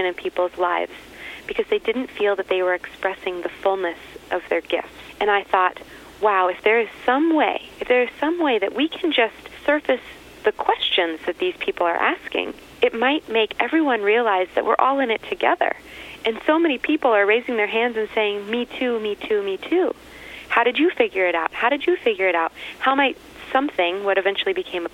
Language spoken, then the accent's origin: English; Texas, United States; moved away; originally from Texas